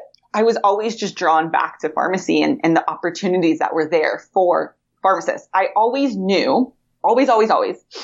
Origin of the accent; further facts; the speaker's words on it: Huntington Beach, California, United States; moved away as an adult; also born or lived in New York / Kentucky; now in Sacramento, United States; I am born and raised in Huntington Beach. I went to Huntington Beach High School back in the day